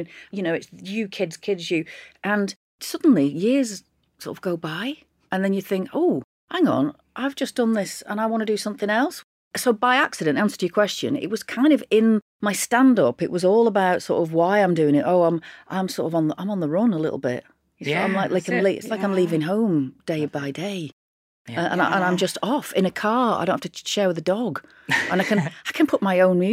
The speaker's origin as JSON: {"language": "English", "area": "Lancashire, between Bury and Ramsbottom", "region": "North West England", "country": "United Kingdom", "tie": "born or raised there", "said": "I grew up in Lancashire in this little town. The nearest town was Bury. I was between Bury and a place called Ramsbottom"}